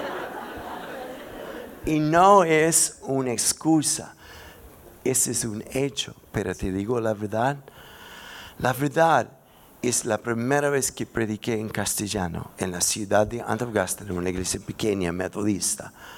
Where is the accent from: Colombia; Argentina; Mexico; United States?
United States; Spanish is a second language; moved away as an adult; now in Santiago, Chile; soy gringo